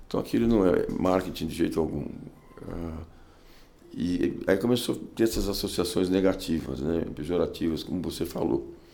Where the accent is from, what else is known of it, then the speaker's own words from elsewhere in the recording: São Paulo, Brazil; Eu nasci em São Paulo. São Paulo, capital. Mais paulistano dos hospitais, Hospital das Clínicas.